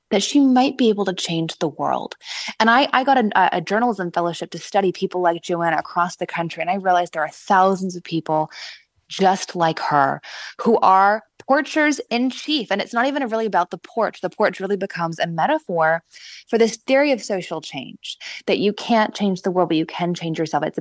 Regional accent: Vancouver, British Columbia, Canada; also born or lived in Los Angeles, California, United States / Washington, D.C., United States; now in Indiana, United States; I am from the West Coast. I was born in LA, raised in Vancouver, Canada

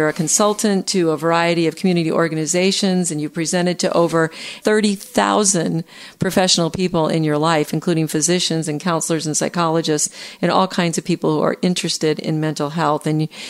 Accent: the North, United States; I'm from the North.

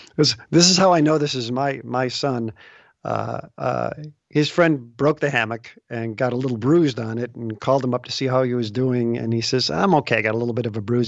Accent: Des Plaines, Illinois, United States; now in West Des Moines, United States; I grew up near Des Plaines

